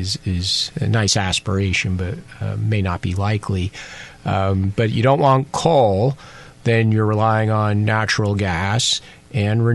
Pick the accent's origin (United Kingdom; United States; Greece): United States; now in Taiwan; as an American